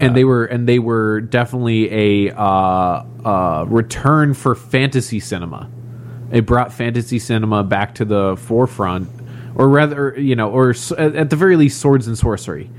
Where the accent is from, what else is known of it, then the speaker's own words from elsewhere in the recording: Crystal Lake, Illinois, United States; I'm from Crystal Lake, Illinois